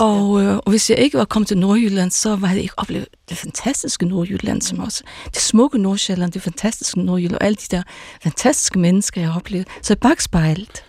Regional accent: Faroe Islands; first language Faroese; Danish is a second language; also born or lived in Jutland / North Zealand / North Jutland / Aarhus; now in Denmark; jeg kommer fra Færøerne

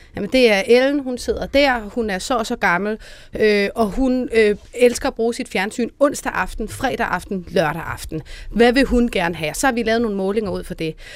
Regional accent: Denmark; now in Copenhagen, Denmark; i en lille provinsby, hvor jeg kommer fra

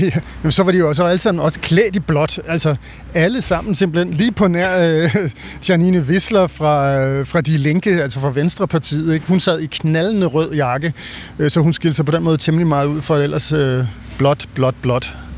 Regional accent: Denmark; som dansker

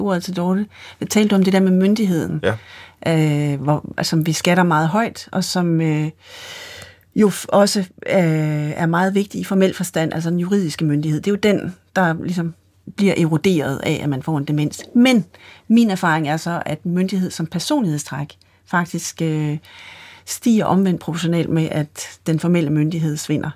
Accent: Sønderho, Southern Denmark, Denmark; jeg kommer fra Sønderho på Fanø

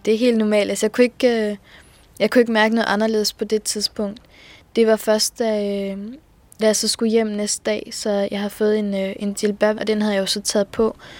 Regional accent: Skanderborg, Central Denmark Region, Denmark

